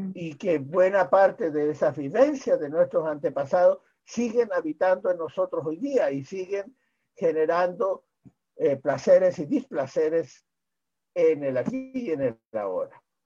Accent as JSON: {"language": "Spanish", "country": "Chile", "said": "he sido eh, en mi país probablemente el médico que primero planteó la necesidad"}